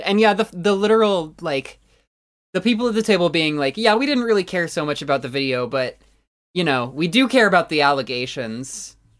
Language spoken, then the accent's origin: English; United States; I'm dumbass American.